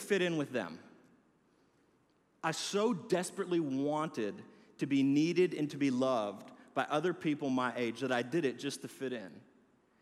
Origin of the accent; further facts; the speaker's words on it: Milwaukee, Wisconsin, United States; I grew up in Milwaukee, Wisconsin